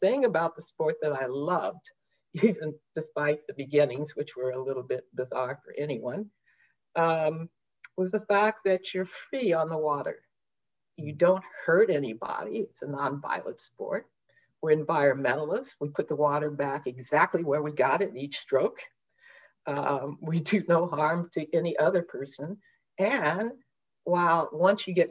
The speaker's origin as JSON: {"language": "English", "town": "Indianapolis", "region": "Indiana", "country": "United States", "tie": "born or raised there", "also_born_or_lived": "Philadelphia, Pennsylvania", "moved": "as an adult", "said": "I grew up in Indianapolis, Indiana."}